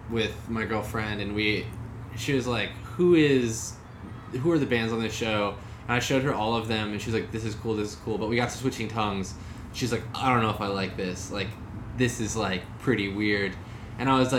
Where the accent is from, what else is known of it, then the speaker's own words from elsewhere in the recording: United States; I'm American